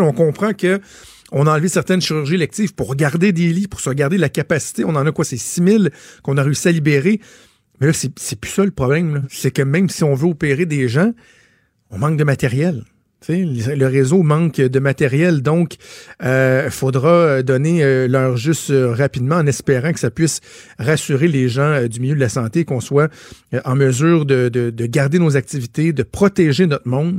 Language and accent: French; Quebec, Canada; chez nous au Québec